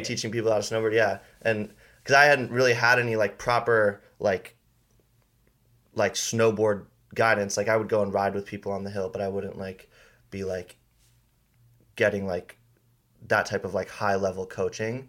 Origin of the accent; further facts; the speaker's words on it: Paia, Hawaii, United States; grew up on Maui. I grew up in Paia